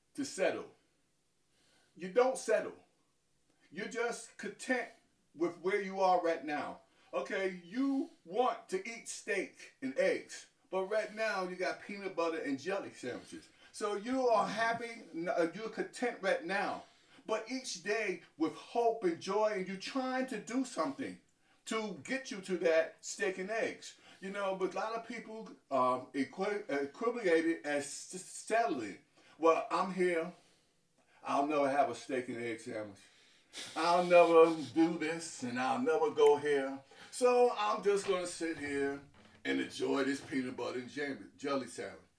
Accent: New York City, New York, United States; I was born in New York City, in, uh, in Harlem

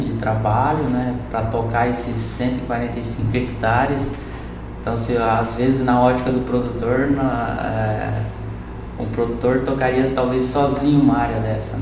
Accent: Espigão d'Oeste, Rondônia, Brazil; moved away as an adult; also born or lived in Cuiabá; now in Lucas do Rio Verde, Brazil; Eu sou natural de Rondônia, de uma cidade chamada Espigão do Oeste

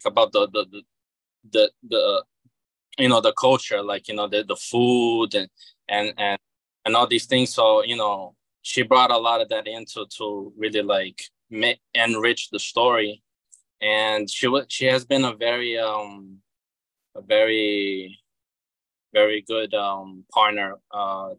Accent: Rio de Janeiro, Brazil; now in United States; Originally I'm from Rio de Janeiro, which is in the southeast

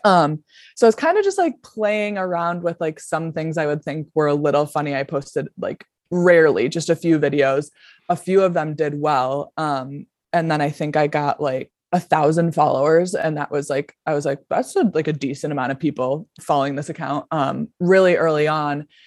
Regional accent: Buffalo, New York, United States; also born or lived in Denver; I'm from Buffalo, New York, grew up here

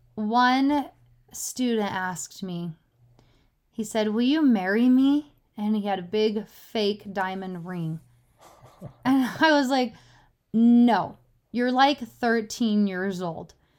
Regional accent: Utah, United States; I was born in Utah

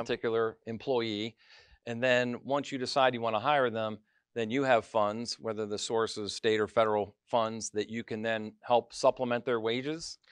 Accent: Mercer County, Pennsylvania, United States; I grew up in Mercer County, left, came back, left, came

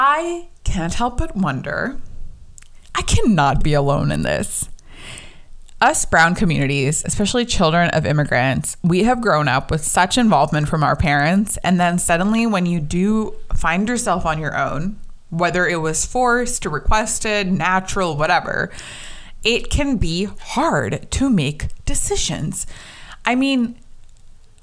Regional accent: United States; growing up in America, being South Asian

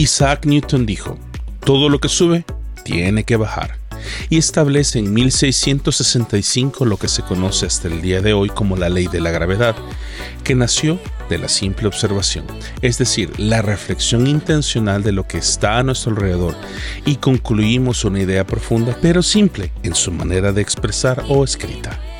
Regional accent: El Salvador; en El Salvador, mi tierra natal

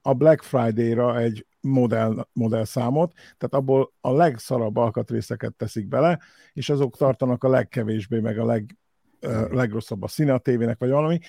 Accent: Hungary; now in United States; mi itt ugye kis magyarok, első, első generációs magyarok vagyunk

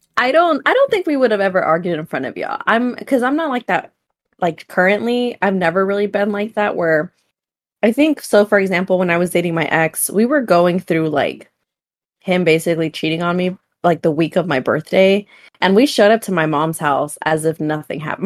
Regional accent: California, United States; we're from California

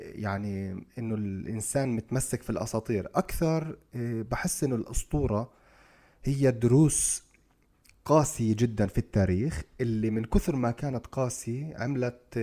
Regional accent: Palestine; احنا كفلسطينيين

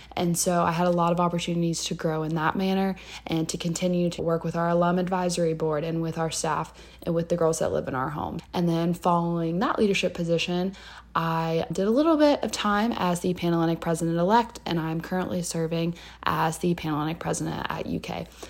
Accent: Louisville, Kentucky, United States; I am from Louisville, Kentucky

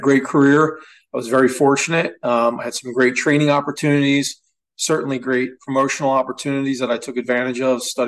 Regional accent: Atlantic City, New Jersey, United States; I was born in Southern New Jersey, specifically Atlantic City, New Jersey

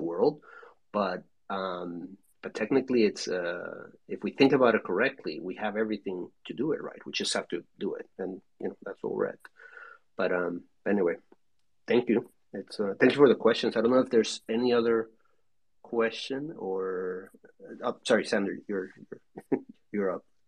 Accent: Mexico; I'm from Mexico

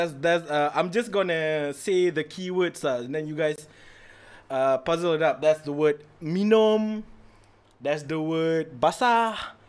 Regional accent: Malaysia; as a Malaysian, as a human being, as a Malay, as a born Muslim

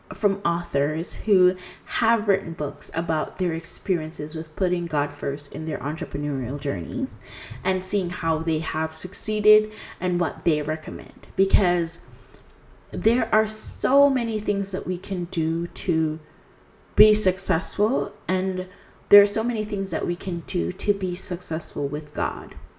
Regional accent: Jamaica; now in Canada; I'm originally from Jamaica. I am currently residing in Canada.

